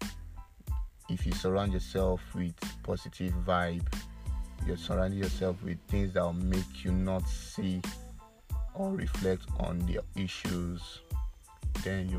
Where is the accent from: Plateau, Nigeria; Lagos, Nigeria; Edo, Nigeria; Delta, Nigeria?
Edo, Nigeria; I'm from Edo State, a lot of people that know me will know that I'm from Edo State.